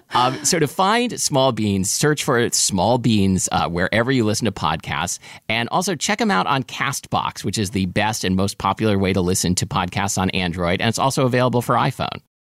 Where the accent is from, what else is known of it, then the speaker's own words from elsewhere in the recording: Portland, Oregon, United States; growing up in Portland, Oregon